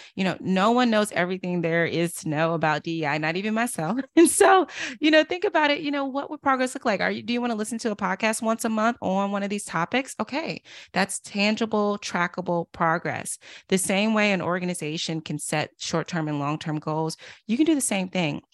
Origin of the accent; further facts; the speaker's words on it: Durham, North Carolina, United States; now in Washington, D.C., United States; I'm from Durham, North Carolina, originally